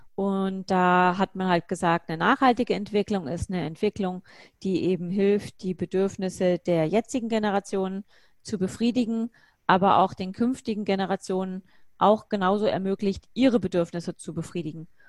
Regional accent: Bavaria, Germany; ich bin in Bayern aufgewachsen

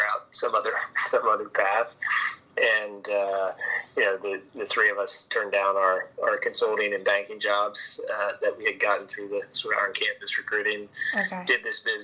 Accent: outside Philadelphia, Chester County, Pennsylvania, United States; also born or lived in San Francisco; I'm a Philly guy through and through. I grew up outside Philly, out in Chester County, out in the sticks

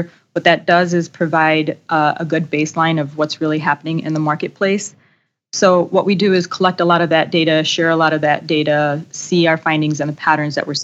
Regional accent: Chicago, Illinois, United States; Born and raised in Chicago, so stayed local for my undergraduate and master's degrees

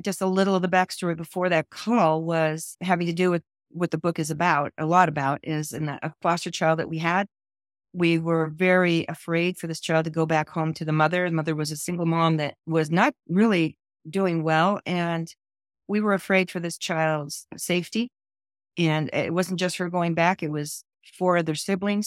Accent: California, United States; I was born and raised in California

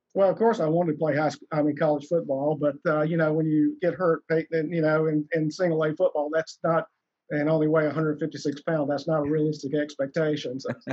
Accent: South Alabama, United States; I, I, grew up down in South Alabama

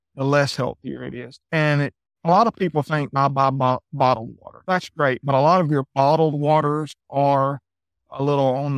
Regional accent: Athens, Georgia, United States; moved away as an adult; Originally, I'm from Georgia, Athens, Georgia

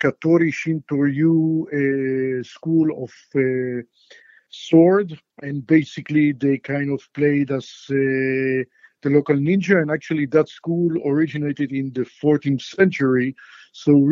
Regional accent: Israel; English is a second language; moved away as an adult; now in United States; as a kid growing up in Israel, martial arts was really Japanese martial arts.

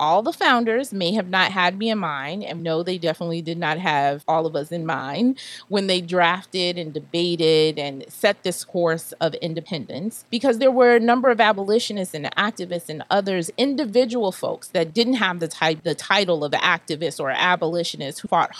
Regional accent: United States; as a Black woman and as an American, I'm following in the footsteps of my ancestors and in the tradition of the founders of this country.

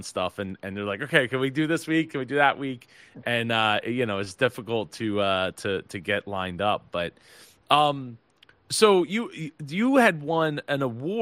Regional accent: New Jersey, United States; I'm from Jersey

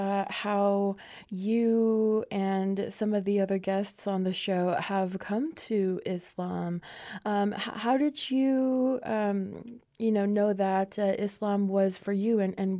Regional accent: Navajo Nation, United States; from the Navajo Nation

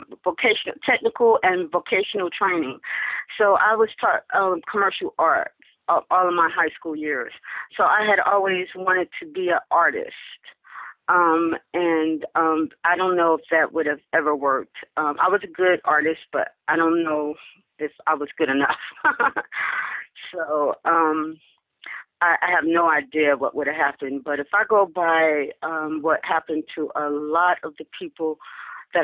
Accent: Newark, New Jersey, United States; moved away as an adult; I became a recruiter for the Navy for four years in my hometown. So I actually went back to my hometown and did recruiting duty

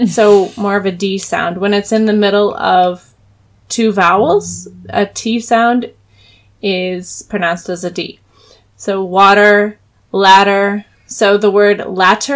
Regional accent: the South, United States; first language English; we are from the South

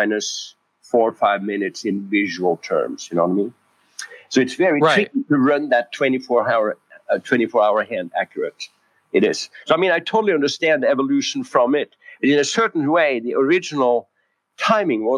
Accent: Norway; moved away as an adult; also born or lived in San Francisco, California / Koh Samui, Thailand; I was born and raised in Norway

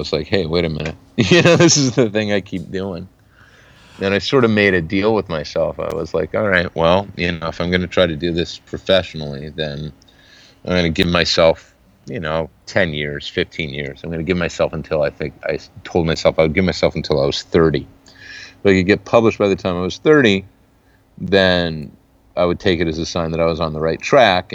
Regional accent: Salinas, California, United States; moved away as an adult; also born or lived in San Francisco, California / Poughkeepsie, New York / Los Angeles, California / Eugene, Oregon; now in Portland, United States; I was born in San Francisco, but I grew up in the Salinas Valley, Salinas, Monterey

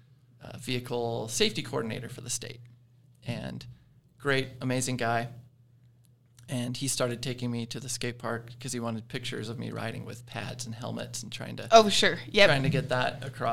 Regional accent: Salt Lake City, Utah, United States; moved away as an adult; now in Riverton, United States; I grew up in Salt Lake. Moved here when I was 18, 19

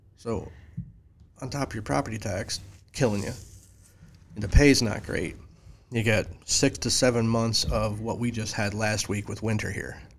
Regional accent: near Syracuse, Upstate New York, United States; moved away as an adult; also born or lived in Flemington, New Jersey; now in Springfield, United States; I was born in Jersey, and my dad got, uh, hired in a company in, uh, Fulton, New York. We moved to New York. So I moved to New York when I was ten. So most of my life was in New York.

